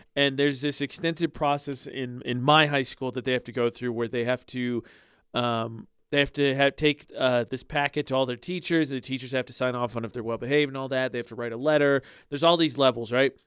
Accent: Indiana, United States; moved away; my hometown in Indiana

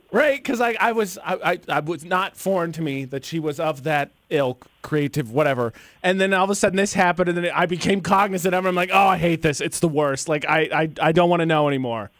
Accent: Northern Indiana, United States; moved away; I'm from Northern Indiana.

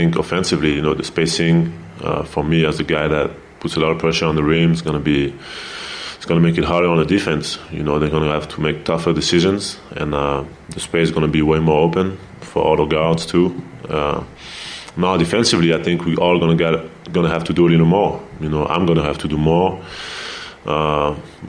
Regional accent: France; now in United States; growing up in Europe

